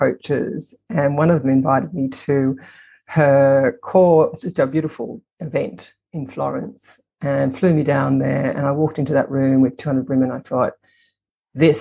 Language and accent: English; Australia; moved away; also born or lived in Italy; I'm Australian, but I come from a European background